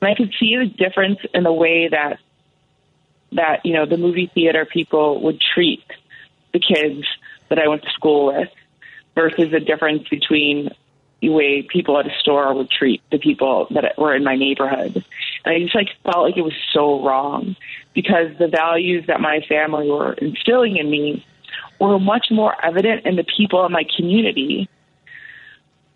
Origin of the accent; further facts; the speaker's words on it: Chicago, Illinois, United States; So I grew up in Logan Square, and this is not like today's Logan Square.